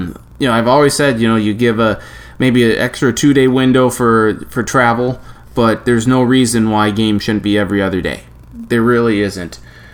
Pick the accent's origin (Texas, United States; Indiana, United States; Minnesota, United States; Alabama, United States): Minnesota, United States; I'm from Minnesota